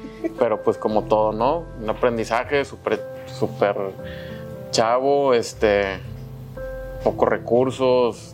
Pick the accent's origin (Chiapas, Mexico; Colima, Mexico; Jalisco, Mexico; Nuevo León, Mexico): Nuevo León, Mexico; Monterrey; Aquí soy, soy regio